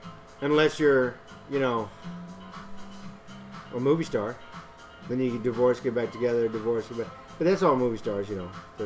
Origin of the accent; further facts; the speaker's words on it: Houston, Texas, United States; But I grew up in Spring Branch and then moved to Carriage Lane of all places.